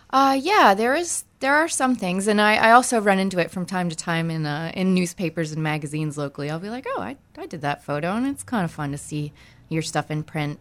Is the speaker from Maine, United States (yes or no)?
yes; Maine, United States; I am originally from Maine